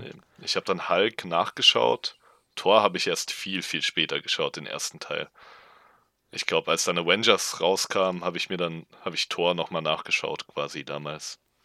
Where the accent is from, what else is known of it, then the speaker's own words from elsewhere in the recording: Darmstadt, Hesse, Germany; now in Marburg, Germany; Ich bin auch in Darmstadt aufgewachsen